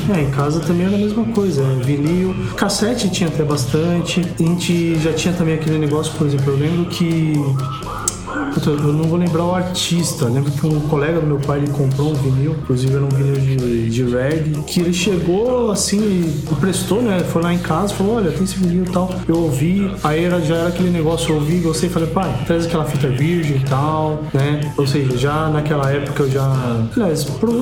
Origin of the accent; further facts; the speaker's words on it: Brazil; eu sou brasileiro